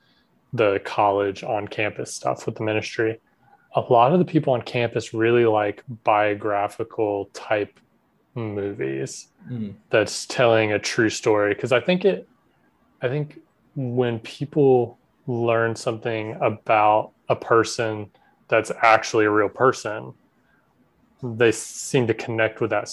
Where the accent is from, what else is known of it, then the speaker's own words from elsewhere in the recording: South Georgia, United States; I grew up in South Georgia